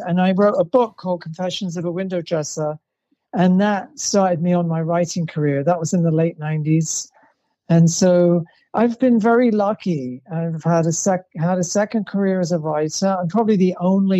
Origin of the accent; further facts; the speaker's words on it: England, United Kingdom; moved away; growing up in England, I was sort of drowning in drag